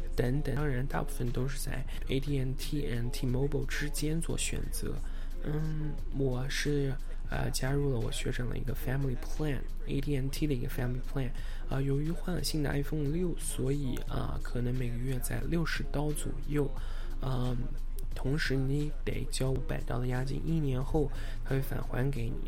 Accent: Anhui, China; moved away as an adult; now in Los Angeles, United States; 我来自安徽

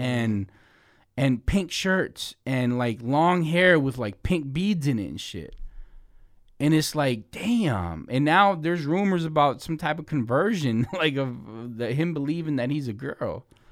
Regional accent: Mexico; I'm Mexican, I was born in Mexico

